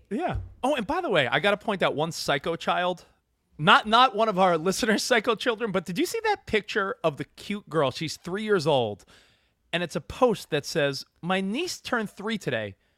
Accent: Long Island, New York, United States; moved away as an adult; also born or lived in Manhattan / Hoboken, New Jersey / Brooklyn; now in California, United States; I grew up on Long Island.

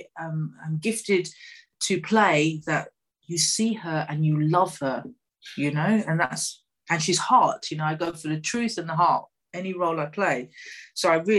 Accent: United Kingdom; being female, being over a certain age, being British

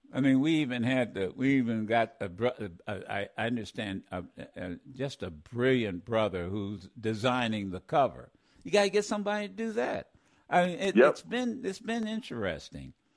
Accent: Dayton, Ohio, United States; we grew up in Dayton together

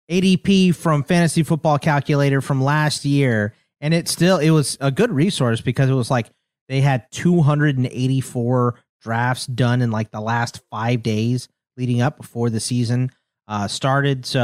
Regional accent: Arizona, United States; also born or lived in Texas; I'm from Arizona and Texas, so the weather's terrible in the summer.

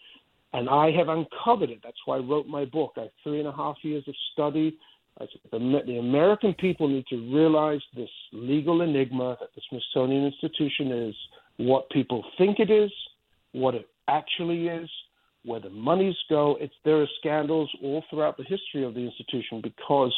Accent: Spain; now in United States; I grew up in Spain where it's just a completely different world

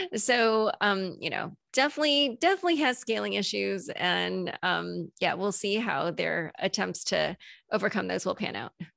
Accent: United States; as an American

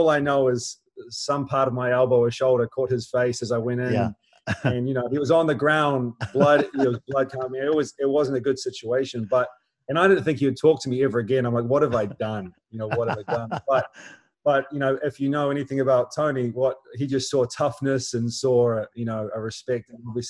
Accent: New Zealand; It's been a minnow sport here for so long because of rugby and cricket

